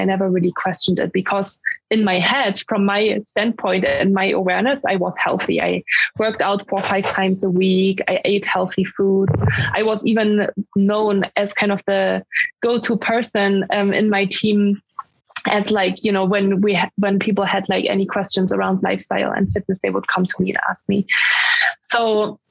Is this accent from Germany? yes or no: yes; Germany; English is a second language; moved away as an adult; also born or lived in Dublin, Ireland / Mountain View, California, United States; I'm from Germany, because people wonder where my accent is from when I speak English.